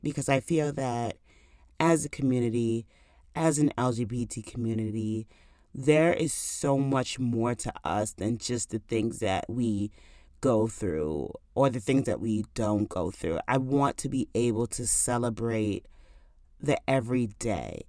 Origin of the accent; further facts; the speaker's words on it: New York, United States; now in New Jersey, United States; I am from New York, and I'm currently in New Jersey now